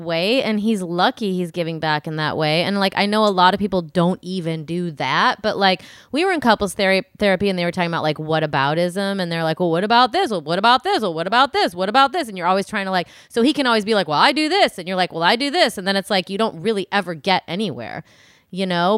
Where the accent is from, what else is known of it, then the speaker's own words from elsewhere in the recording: Midwest, United States; I'm from the Midwest